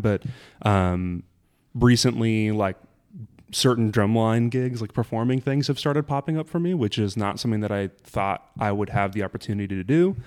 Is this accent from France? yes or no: no; Burbank, California, United States; also born or lived in Kansas; I'm from Burbank, so that's where I grew up